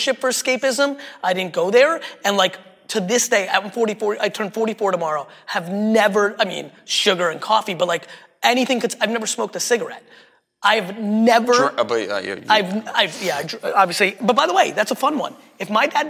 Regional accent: New Jersey, United States; English is a second language; also born or lived in Russia; I grew up in Jersey

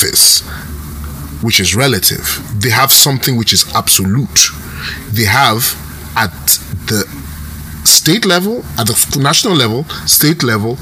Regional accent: Rivers State, Nigeria; I'm from River State. I'm from a coastal community, so it's always fishermen with me

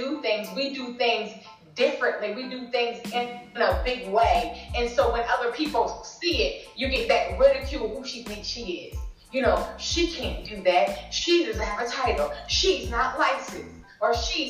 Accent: Delaware, United States; I'm from Delaware. It's very small, very rural

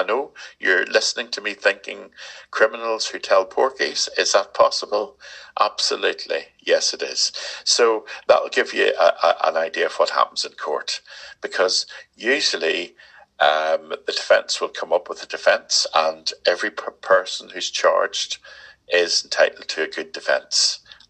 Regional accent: Ireland; But it does help me being Irish.

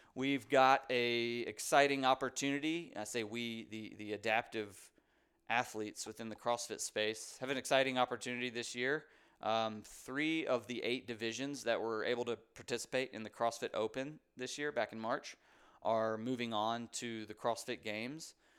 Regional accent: Raleigh, North Carolina, United States; live in Raleigh, North Carolina, actually where I was born and raised here in Raleigh, North Carolina

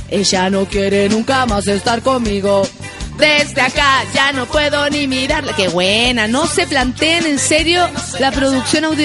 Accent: Dominican Republic; Soy dominicana, no tengo el acento, pero te queda genial. Yo no, tengo acento de dominicana, no sé cómo hablan los dominicanos.

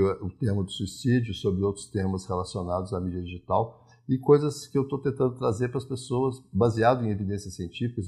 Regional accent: interior of Minas Gerais, Brazil; eu também sou rural, né? eu também sou do interior de Minas

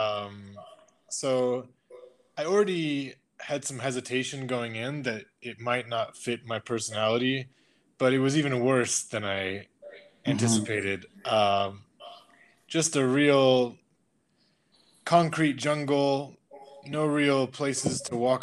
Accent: United States; also born or lived in England; now in Moscow, Russia; I was born in England, but spent most of my life in America. And I live in Moscow, Russia

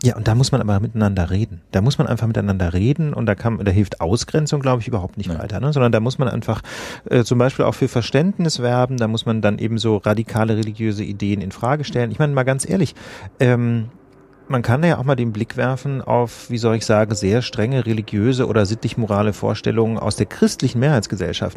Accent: West Germany, Germany; now in Berlin, Germany; Ich komme ja nicht aus Berlin, sondern aus Westdeutschland, wie man hier sagt

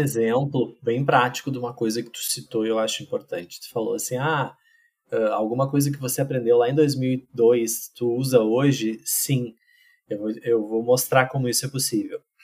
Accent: Pantano Grande, Rio Grande do Sul, Brazil; moved away as an adult; also born or lived in Santa Cruz do Sul / São Paulo; now in Porto Alegre, Brazil; Eu sou de Pantano Grande, que é uma cidade do interior do Rio Grande do Sul

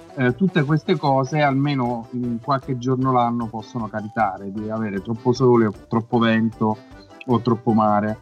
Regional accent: Teramo, Abruzzo, Italy; sei teramano come noi

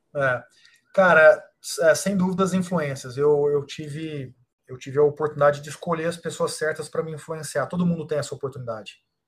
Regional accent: Uberaba, Minas Gerais, Brazil; moved away; eu sou de Uberaba, Minas Gerais, uma cidade de uh, ah, 300 mil habitantes

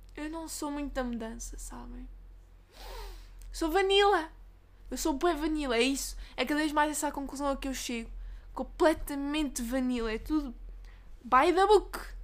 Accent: Portugal; É a autarquia onde eu cresci.

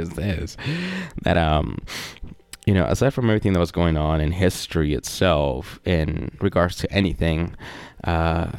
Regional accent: Mexico; I'm from Mexico

